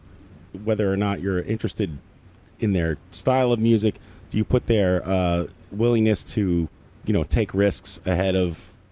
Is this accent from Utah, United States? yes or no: no; New York City, New York, United States; I was born actually where you're going tonight, Pat, on 50th Street and 9th Avenue.